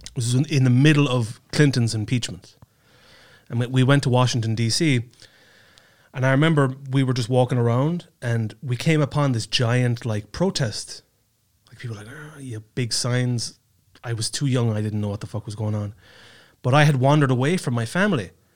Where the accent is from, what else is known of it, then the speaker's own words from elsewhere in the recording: Kerry, Munster, Ireland; now in Estonia; I'm from Kerry, right, which is a, a county.